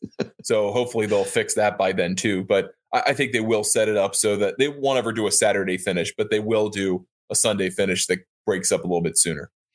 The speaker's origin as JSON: {"language": "English", "region": "Maryland", "country": "United States", "accent": "Baltimore", "said": "I'm from Maryland, so I don't, I have a Baltimore accent"}